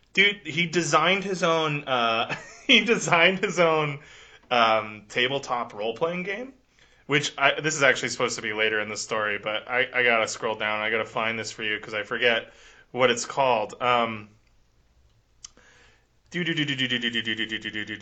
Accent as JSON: {"language": "English", "country": "United States", "tie": "born or raised there", "said": "growing up in America, you know, we know there's gun people around."}